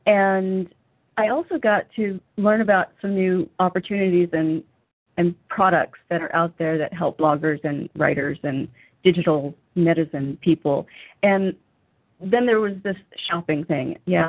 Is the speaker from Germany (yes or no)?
yes; Germany; which is kind of exciting for me because I grew up in part in Germany.